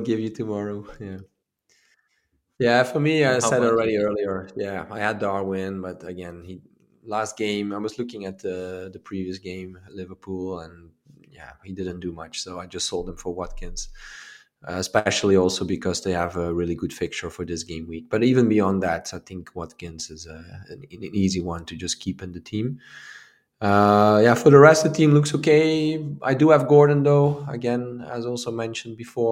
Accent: Maastricht, Limburg, Netherlands; moved away; Proud of my city, my hometown city, Maastricht. Even though I don't live there anymore

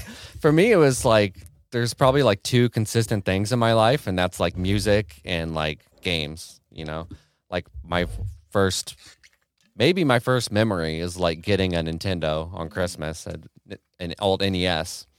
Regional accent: Kansas City, Missouri, United States; moved away as an adult; now in Detroit, United States; I'm from Kansas City, lived in Kansas City my whole

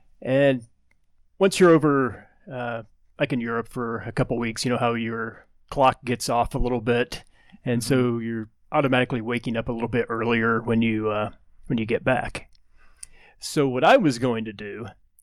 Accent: Brazil, Indiana, United States; moved away; I'm from Brazil, Indiana

